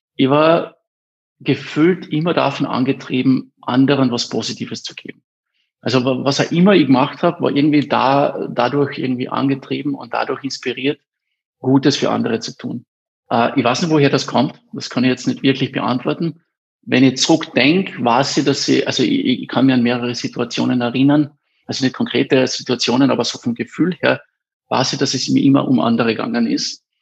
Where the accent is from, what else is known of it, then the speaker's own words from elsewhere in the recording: Eberndorf, Carinthia, Austria; ich bin in Eberndorf aufgewachsen